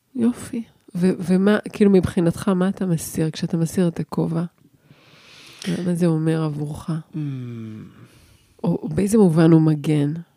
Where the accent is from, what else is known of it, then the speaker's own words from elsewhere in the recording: Jerusalem, Jerusalem District, Israel; moved away; אני ירושלמית לשעבר